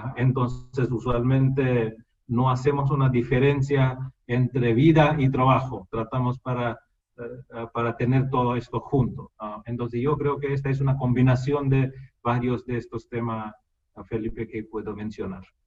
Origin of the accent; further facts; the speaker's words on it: India; Spanish is a second language; moved away; entre eh, dos indios el único idioma común es inglés, porque todos hablamos en idioma nativa, cuál es diferente